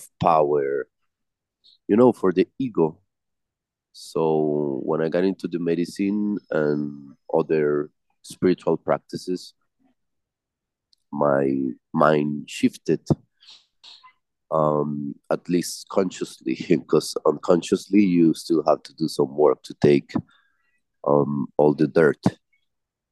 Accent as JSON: {"language": "English", "town": "Medellín", "region": "Antioquia", "country": "Colombia", "said": "I am from Medellin, the city of Pablo Escobar"}